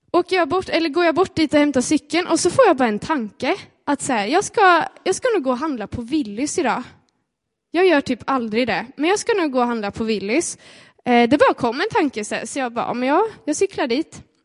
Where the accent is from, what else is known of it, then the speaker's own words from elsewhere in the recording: Sweden; vi är svenskar